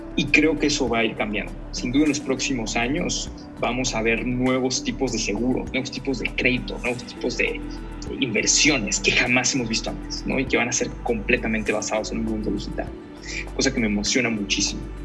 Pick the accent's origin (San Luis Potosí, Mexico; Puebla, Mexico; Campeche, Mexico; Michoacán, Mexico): Campeche, Mexico; Soy de Campeche, nací en Campeche